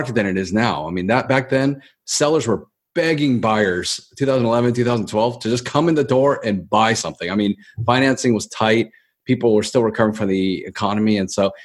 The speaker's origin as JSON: {"language": "English", "town": "Baltimore", "region": "Maryland", "country": "United States", "moved": "as an adult", "lives_now": "Los Angeles, United States", "said": "I'm from Baltimore, Maryland."}